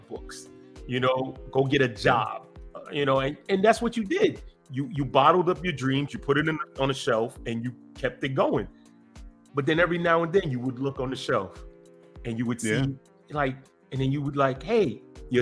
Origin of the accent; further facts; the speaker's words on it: New York City, New York, United States; born and raised in Brooklyn, New York